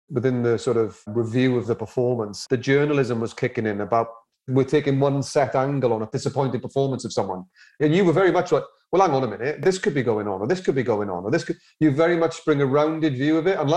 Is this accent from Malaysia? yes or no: no; Wales, United Kingdom; for me as a Welshman